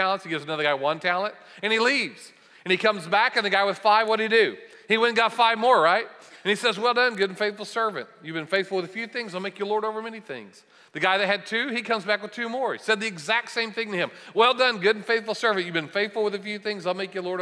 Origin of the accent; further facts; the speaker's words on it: Bartlesville, Oklahoma, United States; I grew up in Bartlesville, and I love Tulsa and being around this area